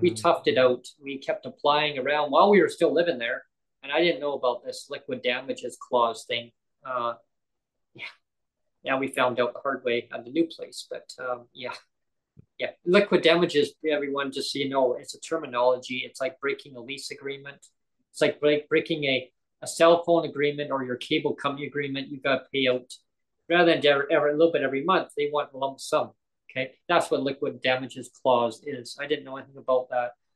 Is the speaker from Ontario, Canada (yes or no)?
no; Langley, British Columbia, Canada; moved away as an adult; also born or lived in Surrey / Kamloops / Nanaimo; where I grew up in Langley. That's what I know as my hometown